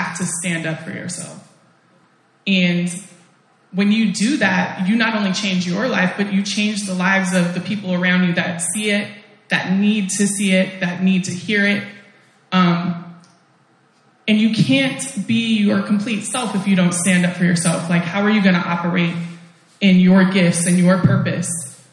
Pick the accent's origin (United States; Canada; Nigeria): United States; Portland; moved away; also born or lived in Oakland, California; I'm from Portland